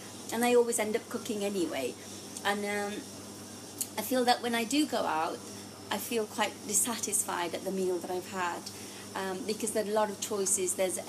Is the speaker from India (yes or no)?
yes; Gujarat, India; now in Oxfordshire, United Kingdom; I'm Indian. I'm from Gujarat, which is in the middle of India. Traditionally, we're predominantly vegetarians. So I come from a family of vegetarians.